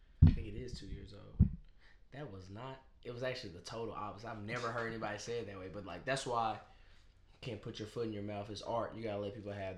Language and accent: English; Nashville, Tennessee, United States; I'm from North Nashville, Bordeaux.